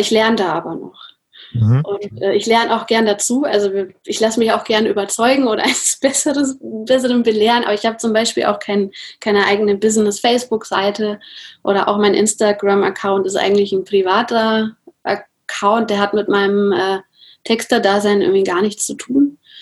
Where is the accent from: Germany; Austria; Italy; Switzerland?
Germany; Nuremberg, Bavaria; ich komme aus Nürnberg